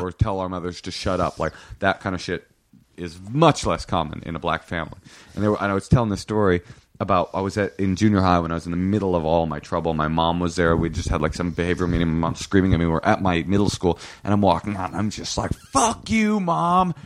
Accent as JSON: {"language": "English", "town": "Oakland", "region": "California", "country": "United States", "tie": "born or raised there", "said": "I grew up in Oakland in a public school system"}